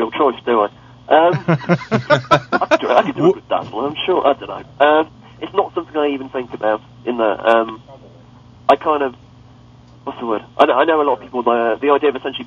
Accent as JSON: {"language": "English", "region": "England", "country": "United Kingdom", "said": "I'm English"}